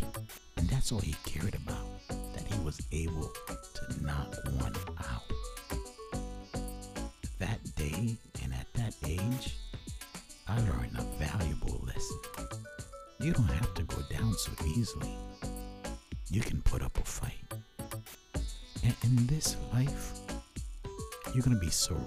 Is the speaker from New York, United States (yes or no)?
yes; Brooklyn, New York, United States; also born or lived in Jersey Shore, New Jersey; I grew up partially in Brooklyn and the Jersey Shore.